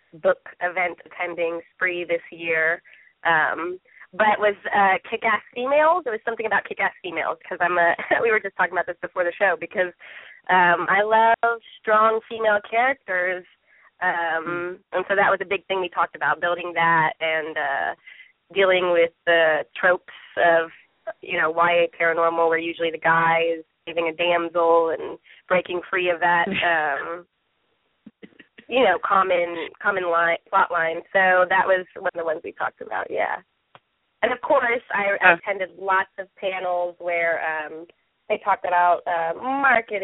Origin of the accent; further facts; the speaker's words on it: Midwest, United States; now in East Coast, United States; I'm actually from the Midwest, which is similar to the South, but I live on the East Coast now